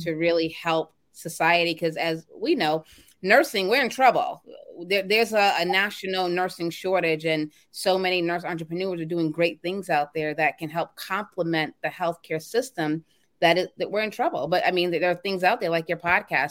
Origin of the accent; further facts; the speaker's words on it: Boston, Massachusetts, United States; I'm from Boston, Mass.